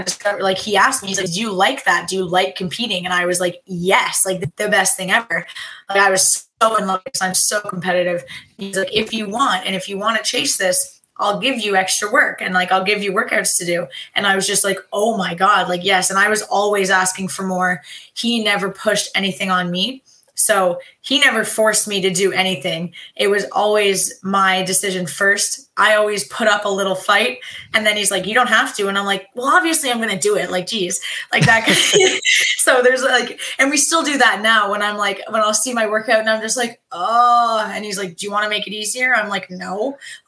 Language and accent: English; Prince Edward Island, Canada; I'm Canadian